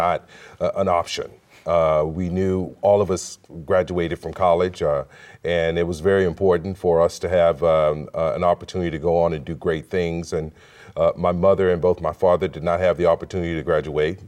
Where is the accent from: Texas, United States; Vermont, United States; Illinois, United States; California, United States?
Texas, United States; Houston; I was born and raised in Houston, Texas